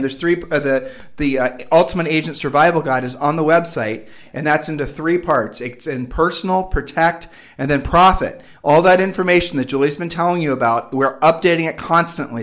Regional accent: Midwest, United States; now in Puerto Rico; we're from the Midwest

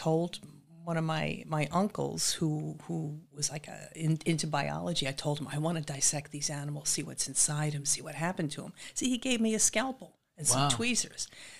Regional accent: Massapequa Park, New York, United States; also born or lived in Brooklyn, New York; Born in Brooklyn, raised on Long Island in Massapequa Park.

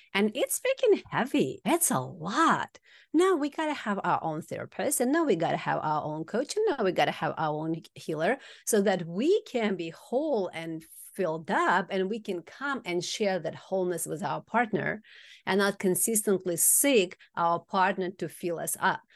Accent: Kazakhstan; moved away; From Kazakhstan originally.

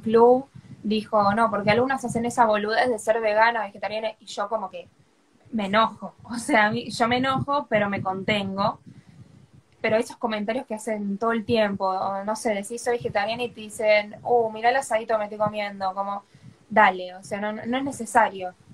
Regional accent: Buenos Aires, Argentina; soy acá de Argentina, de Capital Federal, para ser exacta

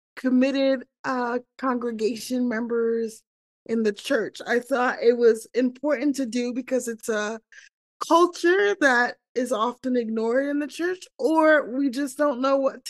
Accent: New York City, New York, United States; moved away as an adult; now in Kansas City, United States; I am originally from New York City, but I am currently living in Kansas City

